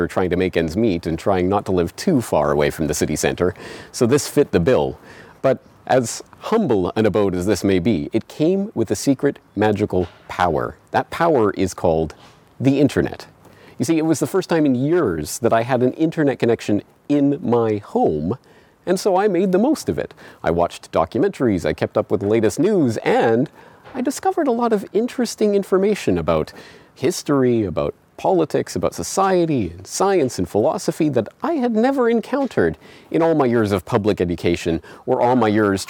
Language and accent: English; Canada; now in Japan; I am Canadian, I was born and raised in Canada, but I don't live in Canada. I live here, in Japan